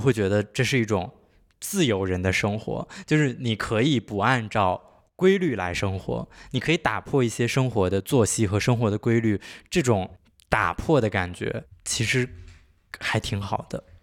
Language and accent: Chinese; Handan, Hebei, China; 没有出生在邯郸市里，但我家不是市里，我家是，就是周边的那个周边县